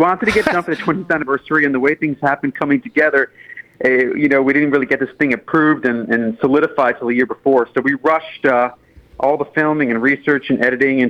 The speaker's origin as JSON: {"language": "English", "region": "New York", "country": "United States", "tie": "born or raised there", "said": "I grew up in New York in the 1980s and 90s"}